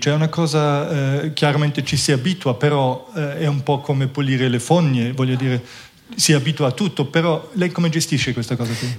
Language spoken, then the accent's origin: Italian; Munich, Bavaria, Germany; moved away; io sono cresciuto in Germania, a Monaco